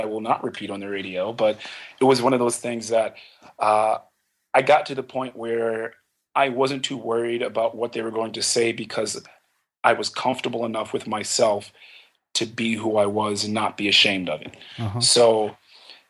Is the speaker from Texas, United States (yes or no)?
no; Philadelphia, Pennsylvania, United States; I grew up in Philadelphia